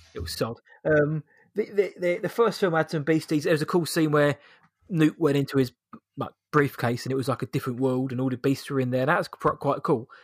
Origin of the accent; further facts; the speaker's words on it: England, United Kingdom; we're British, we're English, we're British